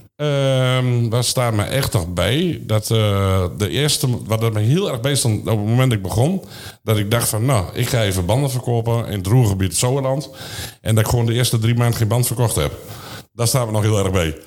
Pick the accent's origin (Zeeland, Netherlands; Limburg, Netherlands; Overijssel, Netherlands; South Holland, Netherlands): Overijssel, Netherlands; Vriezenveen; geboren in Frieseveen, gehuwd en uh, vier kinderen